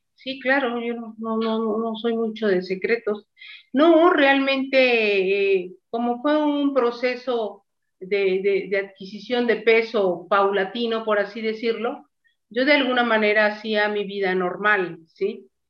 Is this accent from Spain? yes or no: no; Mexico; also born or lived in Mazatlán; Estoy en Mazatlán, en mi país, México